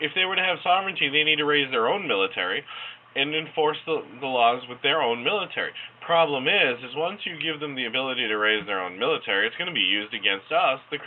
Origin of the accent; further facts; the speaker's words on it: United States